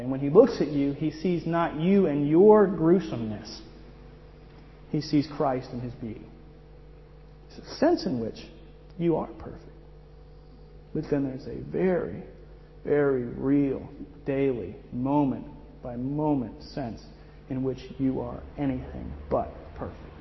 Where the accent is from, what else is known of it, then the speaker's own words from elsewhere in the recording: Miami, Florida, United States; moved away as an adult; I'm from Miami